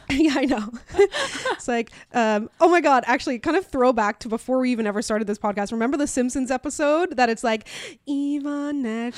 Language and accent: English; Newfoundland and Labrador, Canada; I'm black and from Newfoundland